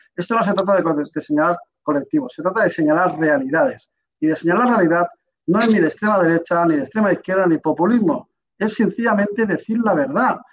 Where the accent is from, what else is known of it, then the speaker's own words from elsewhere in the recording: Alicante, Valencian Community, Spain; yo soy de Alicante